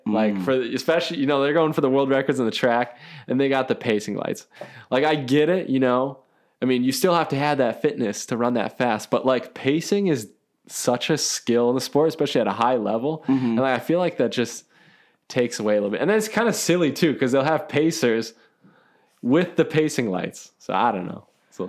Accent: Minnesota, United States; I mean, I'm like from Minnesota. So that's the home of all Targets, right?

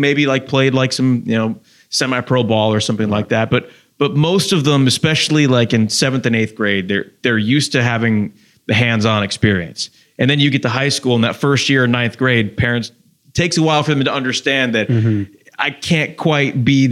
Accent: Westchester County, New York, United States; moved away as an adult; also born or lived in Long Island / Astoria, Oregon; I was born and raised in New York, Westchester County, like maybe 45 minutes outside of Manhattan

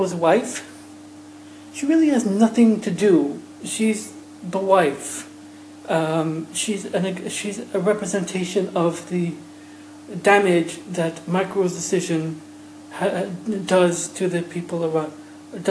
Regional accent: Ireland; being an Irish man myself

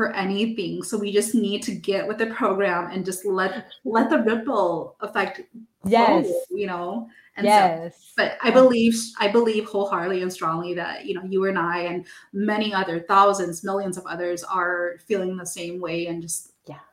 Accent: United States; first language English; I'm American, so my first language is English

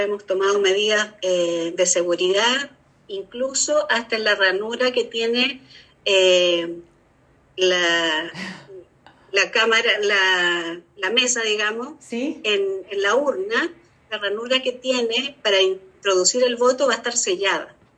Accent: Chile; nosotros como chilenos

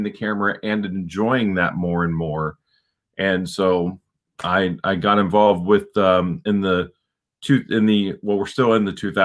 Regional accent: Plainfield, Ohio, United States; moved away as an adult; also born or lived in Westerville, Ohio / Southern California; now in Northern California, United States; Plainfield, Ohio, in Coshocton County, Ohio. That's where I grew up

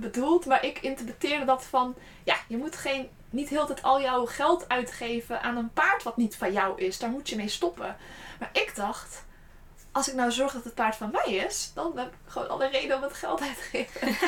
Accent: Gorinchem, South Holland, Netherlands; also born or lived in Utrecht; ik kom oorspronkelijk uit Gorkum

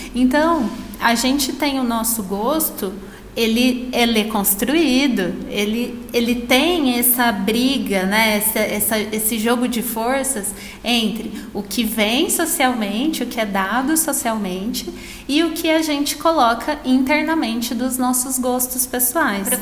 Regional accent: São Paulo, Brazil; moved away as an adult; Eu, eu morei no interior a minha vida inteira. E até antes de ir para a faculdade, eu morei na cidade onde eu nasci, que é uma cidade super pequena que nem tem shopping

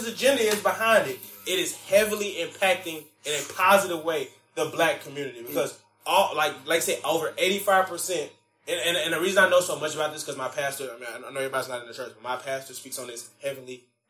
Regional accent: Memphis, Tennessee, United States; I'm from Memphis, heavily drug populated area.

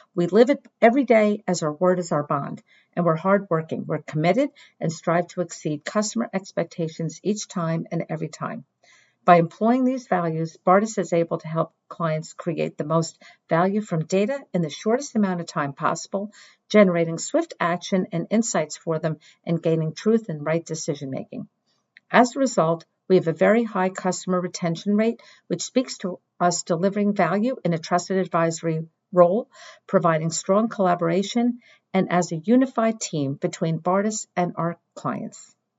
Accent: Northeast, United States; also born or lived in Washington, D.C.; since I was born and bred in the Northeast, I didn't want to move.

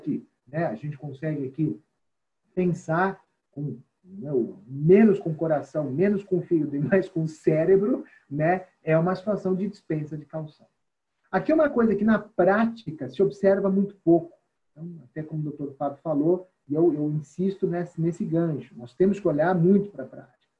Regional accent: São Paulo, Brazil; o nosso estado de São Paulo

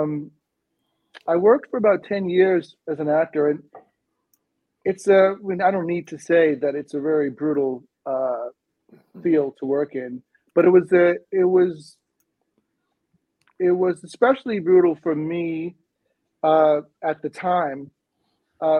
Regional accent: Bahamas; accent: British sort of accent; moved away as an adult; also born or lived in Evanston, Illinois, United States; now in United States; I was from the Bahamas, which is a British colony. So I had a much more of an accent and a more of a British sort of accent

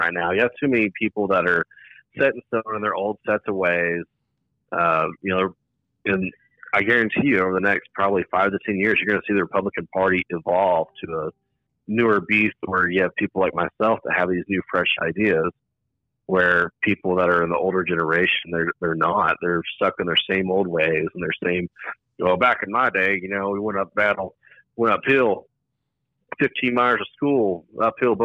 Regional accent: Dumas, Texas, United States; I grew up in Dumas, Texas, up in the Texas Panhandle, top little square part

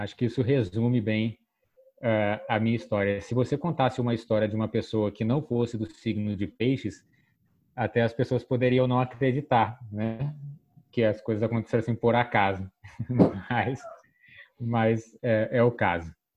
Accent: Petrópolis, Rio de Janeiro, Brazil; eu venho lá de Petrópolis

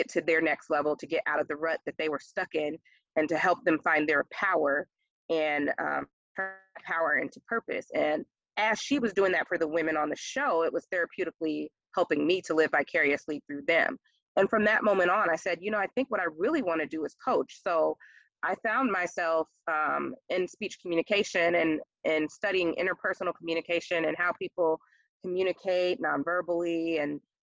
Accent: New York, United States; growing up in New York with bridges in our backdrop at all times

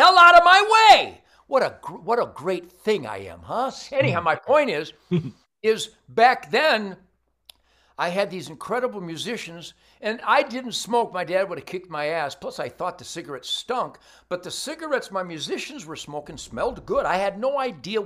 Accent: Detroit, Michigan, United States; I came from Detroit.

